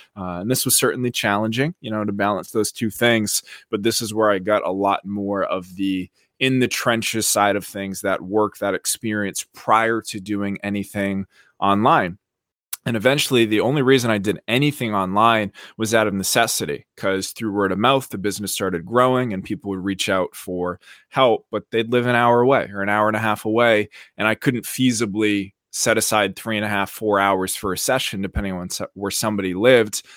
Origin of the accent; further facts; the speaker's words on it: about an hour outside of Boston, Massachusetts, United States; moved away as an adult; also born or lived in South Beach, Florida; now in Miami Beach, United States; I grew up in Massachusetts, about an hour outside of Boston